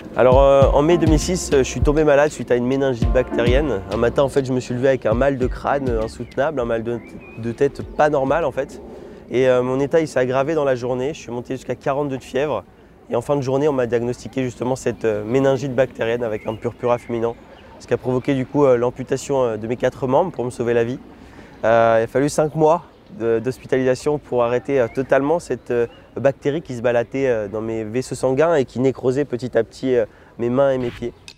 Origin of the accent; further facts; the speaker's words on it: Lunéville, Grand Est, France; je suis né en Lorraine, plus précisément euh, à côté de Nancy, Lunéville